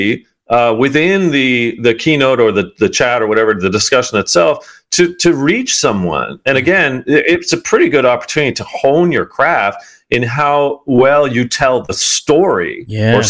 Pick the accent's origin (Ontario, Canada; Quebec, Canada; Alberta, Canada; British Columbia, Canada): Ontario, Canada; outside of Toronto; I grew up outside of Toronto as a kid